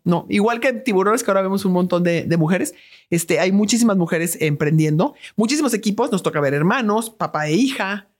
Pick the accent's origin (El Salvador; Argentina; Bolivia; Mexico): Mexico; los mexicanos somos súper creativos, los mexicanos somos profundamente inteligentes